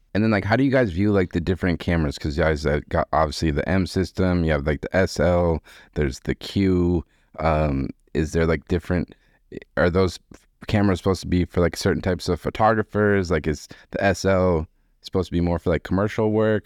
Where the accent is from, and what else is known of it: Boston, Massachusetts, United States; born or raised there